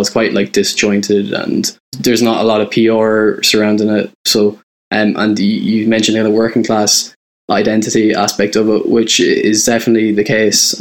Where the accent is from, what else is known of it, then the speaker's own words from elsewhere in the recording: County Roscommon, Ireland; moved away as an adult; also born or lived in Dublin; now in London, United Kingdom; I'm originally from Roscommon. I grew up in a fairly small townland there